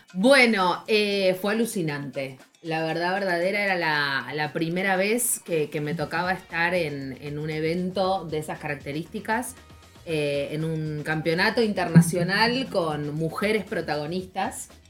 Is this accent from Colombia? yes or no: no; Argentina; somos periodistas argentinas